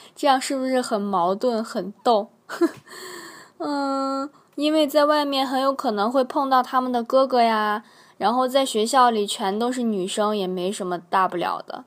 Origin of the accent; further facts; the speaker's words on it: China; moved away as an adult; now in South Korea; 我是一个特别怪咖、特别逗逼的中国人